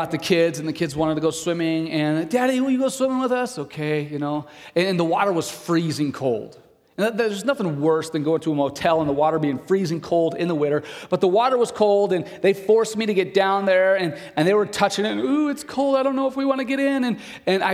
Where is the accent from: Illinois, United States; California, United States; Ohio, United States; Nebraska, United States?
Nebraska, United States; Broken Bow; I grew up in Broken Bow. I went to high school in Broken Bow